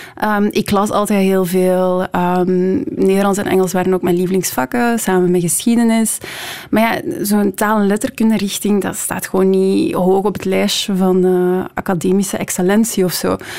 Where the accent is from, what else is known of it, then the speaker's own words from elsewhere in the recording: Leuven, Flanders, Belgium; moved away as an adult; now in Brussels, Belgium; ik deed rechten in Leuven, de stad waar ik opgegroeid ben